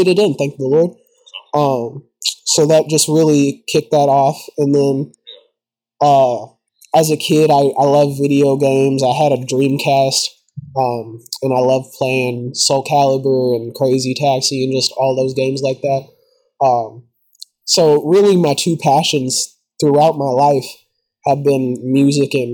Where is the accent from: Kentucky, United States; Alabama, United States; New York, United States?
Kentucky, United States; Louisville; I'm from the Louisville area, Kentucky. I've been born here my whole life. I've lived here my whole life.